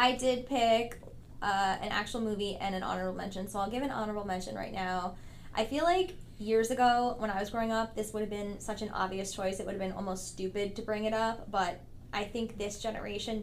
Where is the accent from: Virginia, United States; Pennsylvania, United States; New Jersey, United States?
New Jersey, United States; Vernon; I grew up in Vernon, so that's the town that Action Park / Mountain Creek is